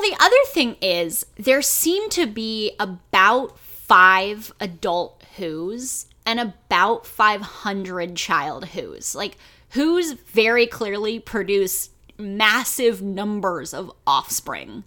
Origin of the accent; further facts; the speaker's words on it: United States; I only have this experience as an American